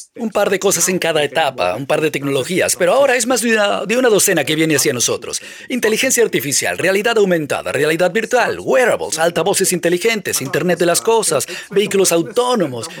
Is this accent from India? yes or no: yes; India; moved away; Donde yo crecí en la India